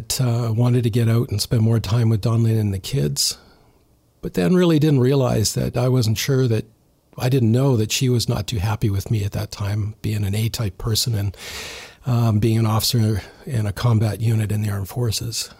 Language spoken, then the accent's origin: English; Burlington, Ontario, Canada; moved away as an adult; now in Chilliwack, Canada; I grew up in Southern Ontario in Burlington.